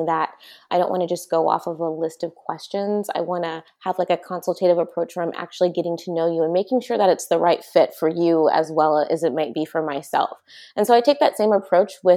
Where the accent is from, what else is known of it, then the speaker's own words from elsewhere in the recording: San Luis Obispo, California, United States; moved away as an adult; now in Bay Area, United States; I'm originally from San Luis Obispo